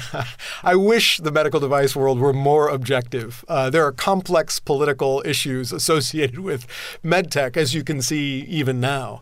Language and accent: English; Southern California, United States; I grew up in Southern California